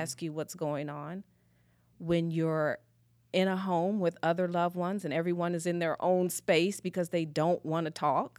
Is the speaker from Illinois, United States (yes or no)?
yes; Springfield, Illinois, United States; moved away as an adult; now in Goodyear, United States; originally, I'm from the Midwest, actually a small little place called Springfield, Illinois